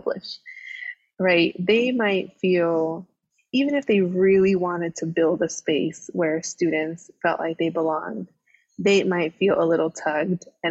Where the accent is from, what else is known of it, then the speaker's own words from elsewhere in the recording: Los Angeles, California, United States; I am from Los Angeles, a big, you know, city person, was raised in big cities